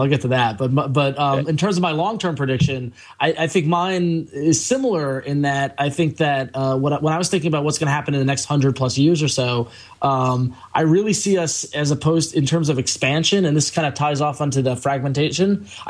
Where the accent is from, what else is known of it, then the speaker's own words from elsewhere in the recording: New York, United States; I grew up in New York, and there was always the random nut who says that Long Island and the city should break away from New York State and form their own state.